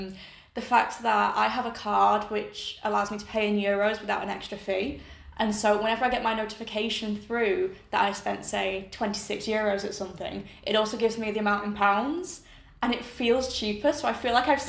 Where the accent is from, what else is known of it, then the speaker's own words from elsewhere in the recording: Accrington, North West England, United Kingdom; moved away as an adult; also born or lived in Durham; now in Modena, Italy; So it's either I say I'm from Accrington and then they're like, where? Or I say, oh, I'm from Accrington.